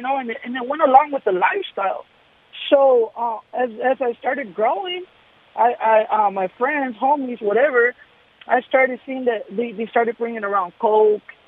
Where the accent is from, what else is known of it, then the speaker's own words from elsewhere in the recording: Los Angeles, California, United States; now in Hawthorne, United States; I grew up in North Hollywood.